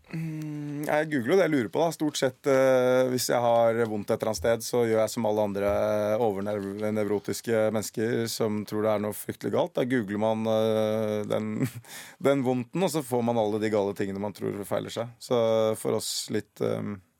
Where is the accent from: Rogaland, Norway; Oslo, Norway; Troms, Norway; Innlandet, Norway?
Oslo, Norway; Jeg er fra Røa. Og det veit jeg ikke helt Altså Oslo vest